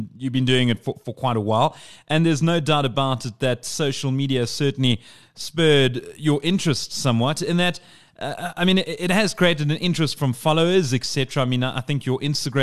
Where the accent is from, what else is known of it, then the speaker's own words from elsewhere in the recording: South Africa; As a South African